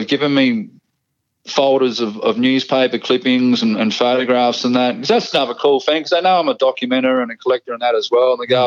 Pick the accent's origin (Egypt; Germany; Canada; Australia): Australia; Adelaide, South Australia; that's an Adelaide thing too, you know. We're pretty conservative.